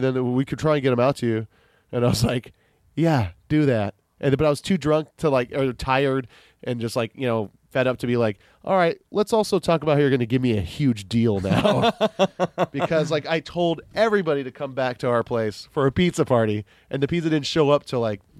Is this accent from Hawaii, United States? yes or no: yes; Kailua, Hawaii, United States; I was like, "Oh, I am from Kailua."